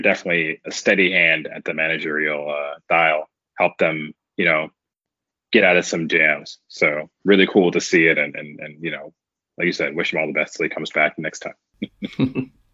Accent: United States; I'm an American

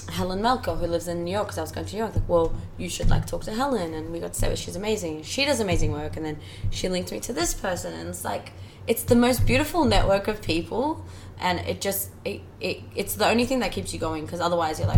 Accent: Iran; born there; because I was born in Iran and he's from Iran.

